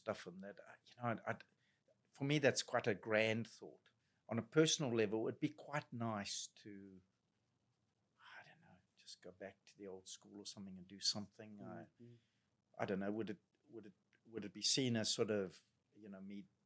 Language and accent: English; Zimbabwe; moved away; they hear my accent, oh, you're from South Africa. I'm Zimbabwean